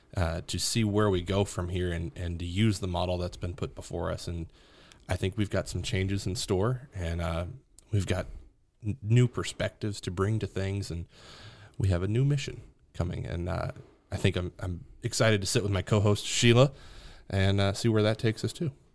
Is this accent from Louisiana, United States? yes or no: yes; New Orleans, Louisiana, United States; moved away as an adult; now in Tennessee, United States; I'm from New Orleans. Born and raised in New Orleans, just moved to Tennessee